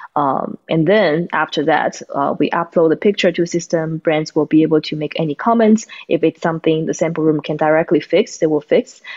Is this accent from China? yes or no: yes; China; moved away as an adult; now in United States; Tatiana and I, we are from China, and uh, we are college friends. So we came to the U.S.